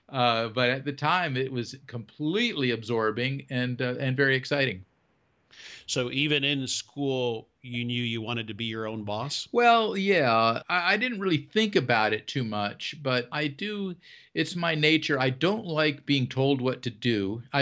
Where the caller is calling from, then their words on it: North Carolina, United States; well right now i am in north carolina i uh, have homes in florida and north carolina i kind of follow the weather